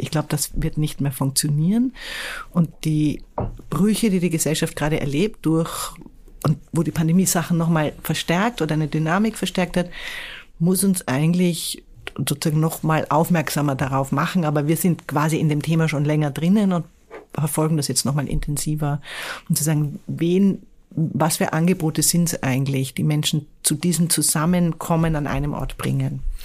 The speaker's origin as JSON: {"language": "German", "region": "Vienna", "country": "Austria", "tie": "born or raised there", "moved": "as an adult", "lives_now": "Hamburg, Germany", "said": "ich komme aus der Stadt"}